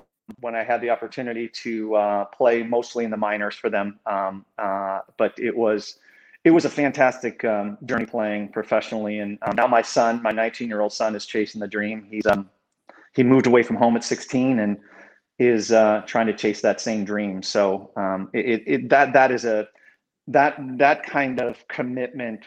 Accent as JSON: {"language": "English", "region": "Iowa", "country": "United States", "tie": "born or raised there", "said": "As a child, I grew up in Iowa"}